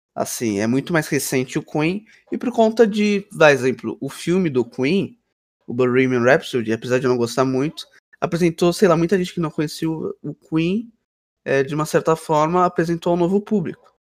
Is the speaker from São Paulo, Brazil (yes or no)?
yes; São Paulo, Brazil; Eu tenho 15 anos. Sou de São Paulo.